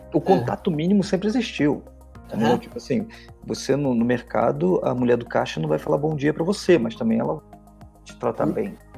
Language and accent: Portuguese; Rio de Janeiro, Brazil; now in Curitiba, Brazil; eu sou carioca, mas moro aqui já faz bastante tempo